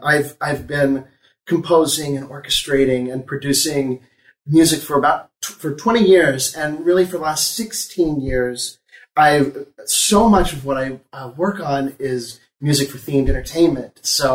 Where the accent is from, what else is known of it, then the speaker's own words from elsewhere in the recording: Oklahoma, United States; moved away; growing up in Oklahoma, we came to Disney all the time